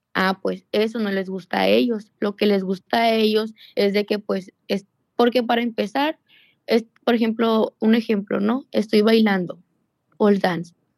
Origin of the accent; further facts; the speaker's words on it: Sonora, Mexico; yo soy de Sonora y ahí donde trabajo pues me queda como a 14 horas en autobús